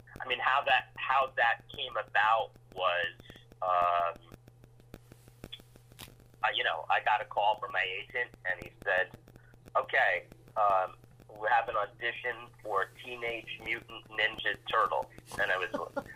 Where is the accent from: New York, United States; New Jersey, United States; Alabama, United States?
New York, United States; New York City; my growing up in Alphabet City